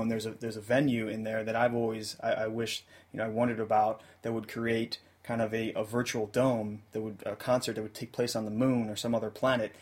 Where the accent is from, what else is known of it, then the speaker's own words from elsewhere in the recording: United States; as American music fans